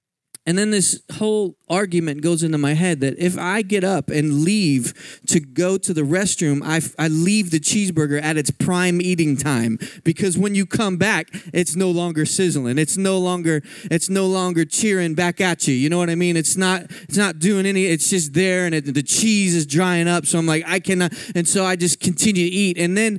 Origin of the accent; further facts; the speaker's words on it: Philadelphia, Pennsylvania, United States; I grew up in Philadelphia my whole life, and I had never crossed the Mississippi.